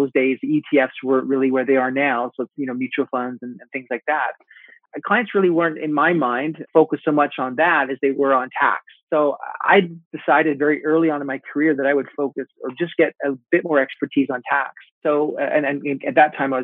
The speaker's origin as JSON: {"language": "English", "country": "Canada", "moved": "yes", "lives_now": "United States", "said": "I was from Canada"}